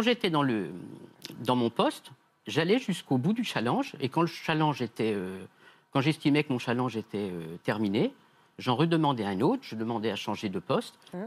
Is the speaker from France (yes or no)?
yes; Nièvre, Bourgogne-Franche-Comté, France; comme je suis de la Nièvre